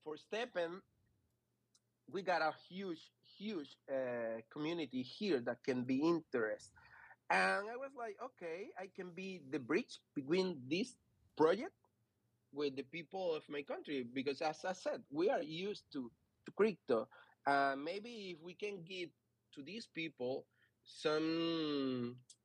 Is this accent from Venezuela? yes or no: yes; Venezuela; I'm from Venezuela